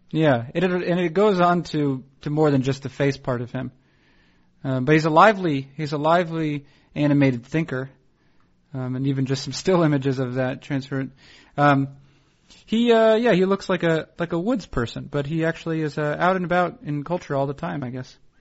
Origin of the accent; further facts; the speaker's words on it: Northeast, United States; moved away as an adult; also born or lived in Portland / Seattle; I was being from the Northeast. I didn't live near any family